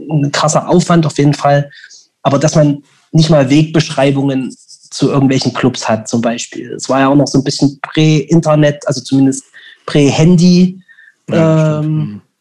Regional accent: Leipzig, Saxony, Germany; Und ich so, näher aus Leipzig.

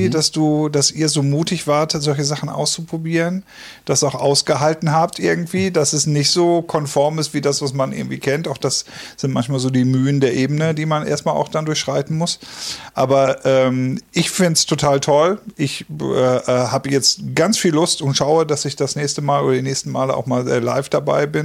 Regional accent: Detmold, North Rhine-Westphalia, Germany; weil ich komme aus Detmold und ich suche gerade auch ein bisschen was.

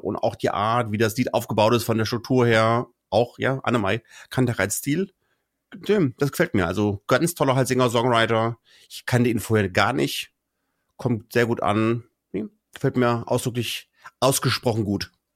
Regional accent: Kassel, Hesse, Germany; ich bleibe auch in Deutschland und gehe in meine Heimatregion Kassel

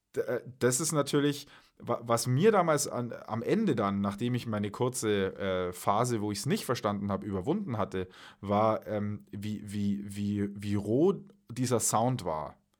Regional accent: Munich, Bavaria, Germany; also born or lived in Wales (half Welsh); in meiner Heimatstadt hier in, in, in München

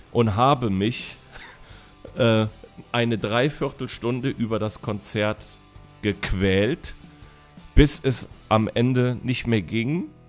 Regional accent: Neuwied, Rhineland-Palatinate, Germany; also born or lived in Koblenz / Bendorf; bei Koblenz, die Stadt heißt Neuwied, ist nur so 12, 13 Kilometer entfernt. Bin also als Schengel geboren und als Neuwitter Scherja aufgewachsen

